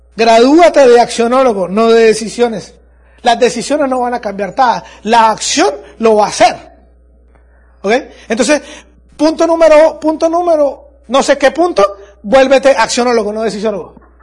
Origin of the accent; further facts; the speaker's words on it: Andes, Venezuela; en mi país hay un lugar que se llama Los Andes, yo soy de Los Andes